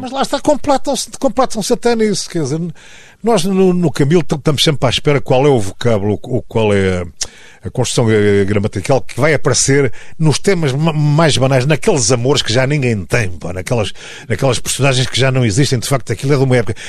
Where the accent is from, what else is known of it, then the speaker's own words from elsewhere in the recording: Tomar, Centro, Portugal; a minha terra natal é Tomar